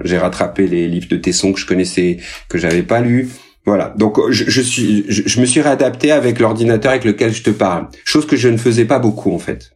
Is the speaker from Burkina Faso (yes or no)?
no; Rodez, Occitania, France; now in Paris, France; Rodez, ma ville natale